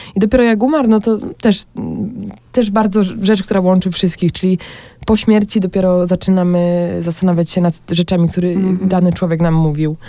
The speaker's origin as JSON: {"language": "Polish", "town": "Olszyny", "country": "Poland", "tie": "born or raised there", "moved": "as an adult", "lives_now": "Bratislava, Slovakia", "said": "u mnie w Olszynach"}